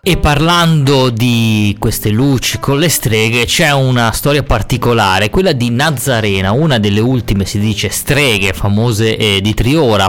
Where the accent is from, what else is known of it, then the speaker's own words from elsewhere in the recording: Ciabaudo, Liguria, Italy; dove vengo, da Ciabaudo